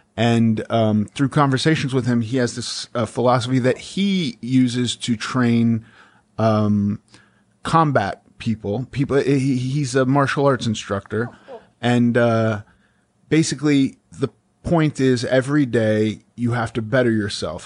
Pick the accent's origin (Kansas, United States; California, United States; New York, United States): California, United States; Los Angeles; I grew up in Los Angeles around a lot of, uh, left people